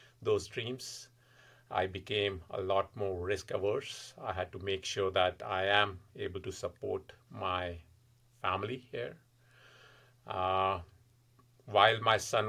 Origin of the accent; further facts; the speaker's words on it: Delhi, India; moved away as an adult; also born or lived in California; now in Massachusetts, United States; Originally, I'm from India, born and brought up in Delhi. And I was there until I was 24